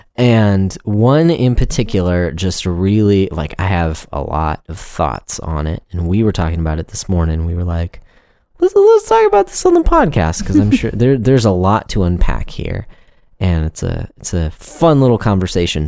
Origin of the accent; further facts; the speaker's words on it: United States; me as an American